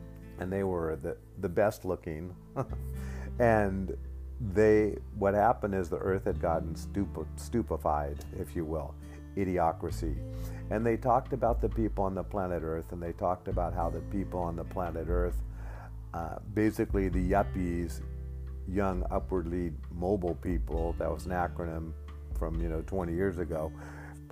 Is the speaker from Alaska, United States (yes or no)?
yes; Alaska, United States; I grew up in Alaska